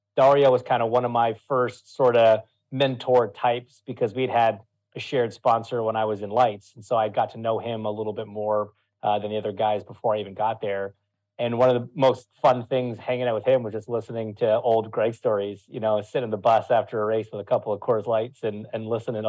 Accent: Ontario, Canada; now in Indianapolis, United States; So I'm at my my home in Indianapolis. You know, I've been here a while now. So from, yeah, just outside the Toronto area, but I've been in Indy for 13 years now, I think.

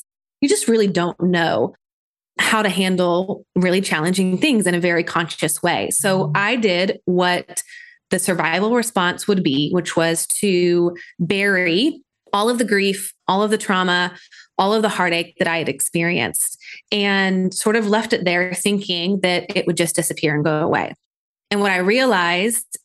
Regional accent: Nashville, Tennessee, United States; I'm from Nashville, Tennessee

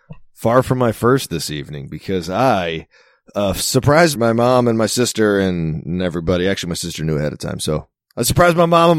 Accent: Maryland, United States; moved away; I'm not from Baltimore.

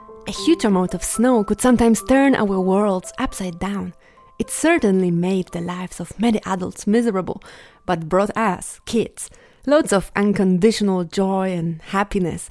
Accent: Poland; my hometown turned into a jazz capital of Poland

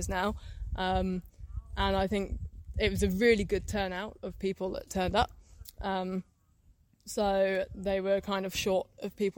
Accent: England, United Kingdom; moved away as an adult; now in Melbourne, Australia; I'm from England.

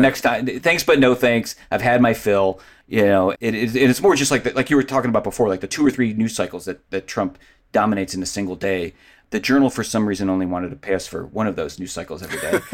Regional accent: Cleveland, Ohio, United States; I grew up in Cleveland

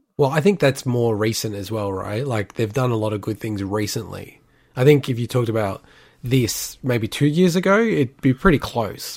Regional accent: Australia; we are from Australia

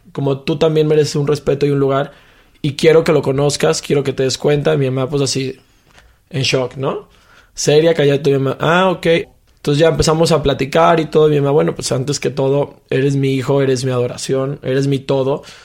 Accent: Mexico; Como mexicano

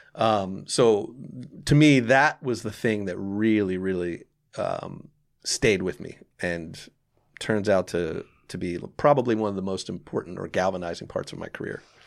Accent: Lawrenceville, New Jersey, United States; also born or lived in Orange, New Jersey; I grew up in Lawrenceville, which is much different

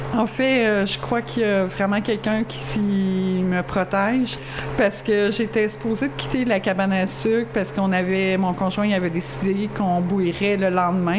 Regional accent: Longueuil, Quebec, Canada; now in Lac-Mégantic area, Canada; je viens pas d'ici. Euh, je viens de la région de Longueuil

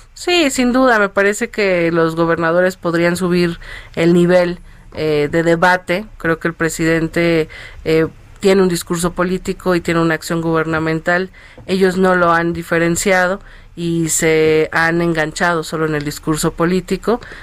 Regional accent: Mexico City, Mexico; yo soy de Iztacalco

